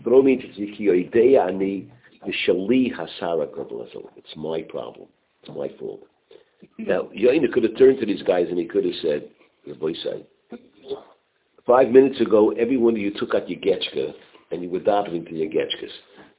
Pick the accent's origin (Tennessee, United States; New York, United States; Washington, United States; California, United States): New York, United States; Borough Park; And I grew up in Borough Park.